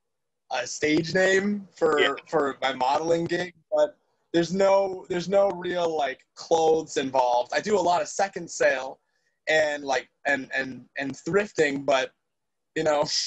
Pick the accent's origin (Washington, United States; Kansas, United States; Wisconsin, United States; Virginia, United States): Wisconsin, United States; La Crosse; also born or lived in Illinois / Stoughton, Wisconsin; I was born in Illinois. And then I grew up in the La Crosse area, for lack of a better way of saying I grew up in the middle of nowhere, and then went to high school in Stoughton